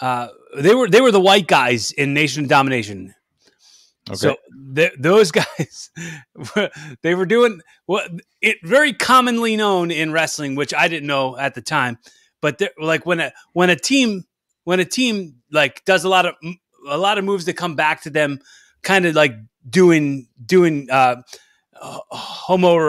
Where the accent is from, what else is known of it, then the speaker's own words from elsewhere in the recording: Philadelphia, Pennsylvania, United States; But like I'm from Philly.